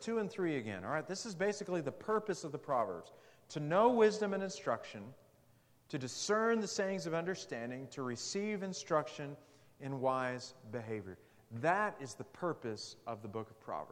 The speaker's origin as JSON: {"language": "English", "town": "Amarillo", "region": "Texas", "country": "United States", "tie": "born or raised there", "said": "Mrs. Pemberton's freshman English class at Amarillo High School."}